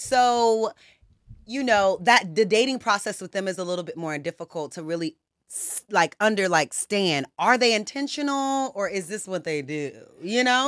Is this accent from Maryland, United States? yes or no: no; Conyers, Georgia, United States; I'm from Georgia. I'm from the South